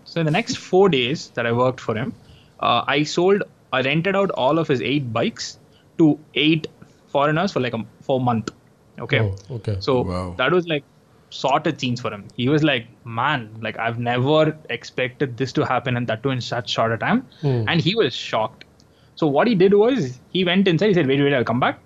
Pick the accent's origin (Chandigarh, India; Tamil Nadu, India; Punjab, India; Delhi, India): Tamil Nadu, India; Chennai; I'm from Chennai